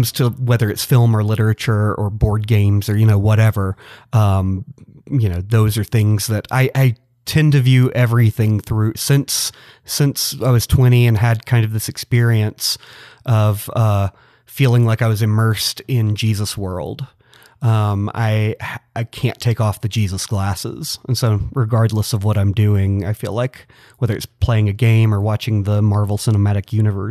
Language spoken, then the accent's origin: English; Atlanta, Georgia, United States; I grew up in and around the church. I'm from Metro Atlanta originally.